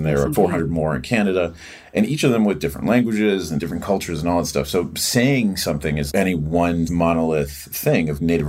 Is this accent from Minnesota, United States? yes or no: yes; northern Minnesota, United States; also born or lived in Montana; now in Los Angeles, United States; I'm from northern Minnesota. Originally, I'm Ponca and Ojibwe are my two tribes. My dad is Ponca, my mom's Ojibwe from northern Minnesota. And I traveled all over the country. But then I sort of landed in Montana for a lot of years